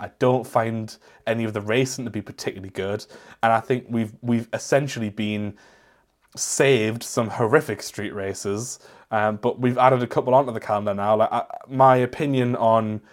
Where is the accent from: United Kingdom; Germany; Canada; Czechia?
United Kingdom; I am British